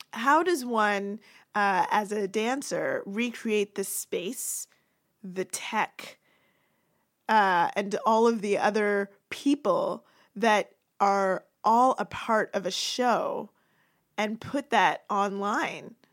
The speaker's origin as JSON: {"language": "English", "town": "Toronto", "region": "Ontario", "country": "Canada", "tie": "born or raised there", "said": "where I grew up in Toronto"}